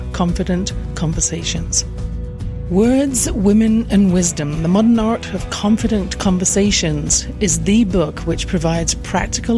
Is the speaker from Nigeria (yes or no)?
no; England, United Kingdom; born or raised there